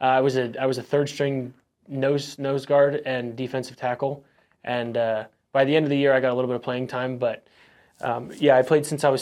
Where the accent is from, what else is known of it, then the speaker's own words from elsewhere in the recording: Phoenix, Arizona, United States; born there; Yeah, about 11 or 12 since I was born in Phoenix.